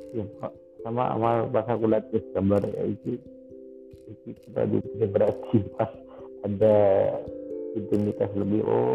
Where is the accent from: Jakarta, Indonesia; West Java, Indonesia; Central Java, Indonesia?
Central Java, Indonesia; aku lahir di tanah Jawa, besar di tengah Jawa